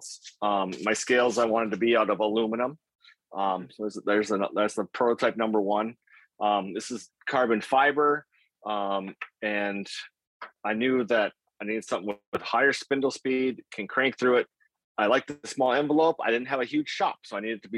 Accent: Grand Rapids, Minnesota, United States; also born or lived in Bemidji, Minnesota; I grew up in Grand Rapids, Minnesota.

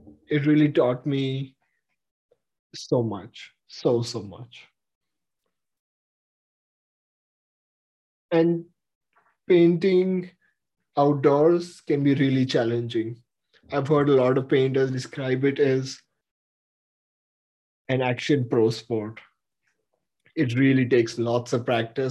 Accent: Mumbai, Maharashtra, India; moved away; also born or lived in San Francisco; I was born in Mumbai in 1997

